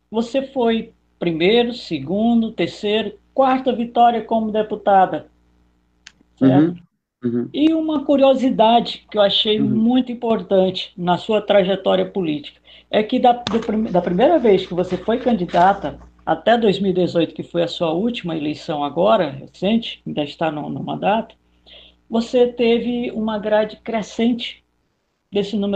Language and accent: Portuguese; Northeast Region, Brazil; Eu vim lá do Nordeste, então você sabe como é, né? Mulher da peste, cabra da peste.